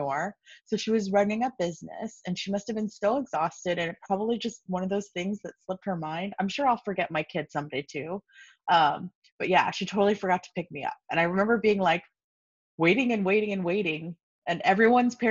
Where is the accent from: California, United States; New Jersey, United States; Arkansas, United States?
California, United States; Los Angeles; I grew up in Los Angeles, so I'm an LA native.